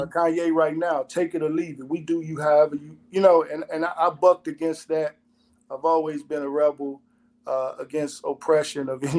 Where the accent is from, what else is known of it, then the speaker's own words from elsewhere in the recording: Chicago, Illinois, United States; I grew up on the North Side in a melting pot with different ethnicities.